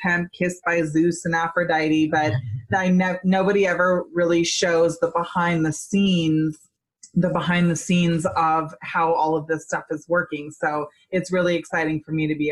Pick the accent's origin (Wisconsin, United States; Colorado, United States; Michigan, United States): Colorado, United States; Boulder; moved away; That is my hometown. I lived in Boulder for like 10 years.